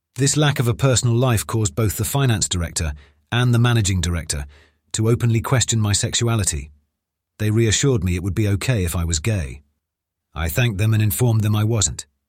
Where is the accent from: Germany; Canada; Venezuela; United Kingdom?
United Kingdom; when I returned to the U K